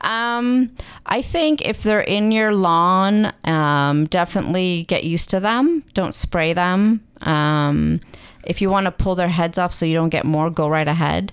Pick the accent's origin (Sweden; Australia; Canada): Canada; Mississauga, Ontario; moved away as an adult; also born or lived in Waterloo; now in Muskoka, Canada; I grew up in Mississauga